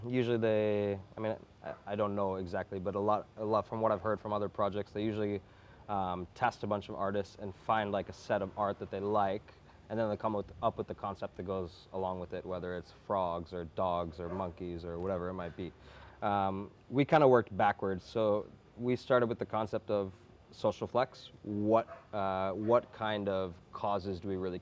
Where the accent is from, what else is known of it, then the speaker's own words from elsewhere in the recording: United States; I grew up in America